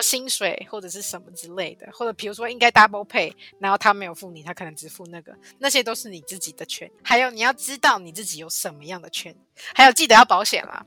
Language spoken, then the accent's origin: Chinese; Taiwan; moved away as an adult; now in Australia; 我们台湾人